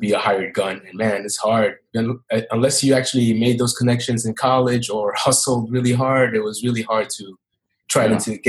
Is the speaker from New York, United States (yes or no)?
yes; New York, United States; Well, I'm born and raised in New York. 36 years old.